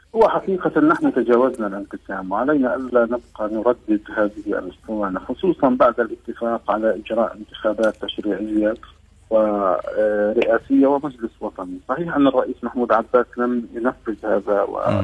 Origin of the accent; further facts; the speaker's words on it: Palestine; نحن كفلسطينيين